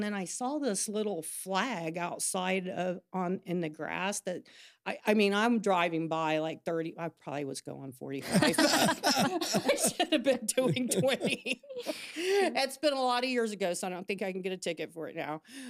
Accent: Cincinnati, Ohio, United States; moved away as an adult; now in Huntington, United States; I didn't. I'm from Cincinnati. My brother lived over here. My aunt lived over here. And I moved here in 88.

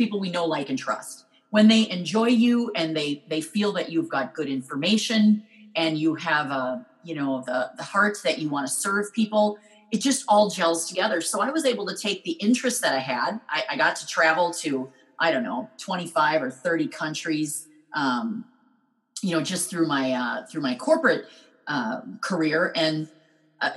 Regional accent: Minnesota, United States; I'm from Minnesota

